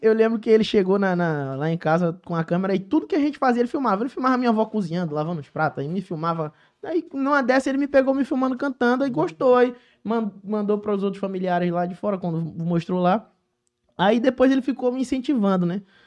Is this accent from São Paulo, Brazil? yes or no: no; Joaquim Nabuco, Pernambuco, Brazil; now in Rio de Janeiro, Brazil; eu sou cria lá de Joaquim Nabuco, Pernambuco, minha terra, lugar que eu tanto amo